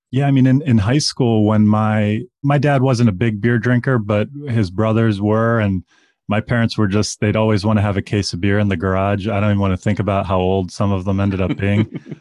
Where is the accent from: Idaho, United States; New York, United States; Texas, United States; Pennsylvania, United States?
Pennsylvania, United States; Pittsburgh; now in Chicago, United States; I grew up in Pittsburgh, Pennsylvania